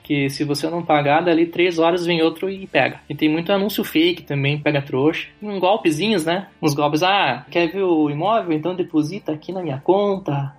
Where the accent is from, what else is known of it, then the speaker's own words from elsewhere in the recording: Curitiba, Paraná, Brazil; accent: sotaque do sul; moved away as an adult; also born or lived in Rio de Janeiro, Brazil; now in Kyiv, Ukraine; sou natural de Curitiba, Paraná e sou descendente de ucranianos. Moro em Kiev, na capital da Ucrânia